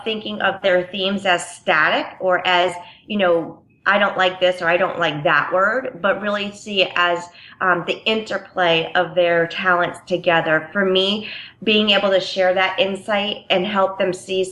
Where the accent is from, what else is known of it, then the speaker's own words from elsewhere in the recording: Connecticut, United States; moved away; I am from Connecticut originally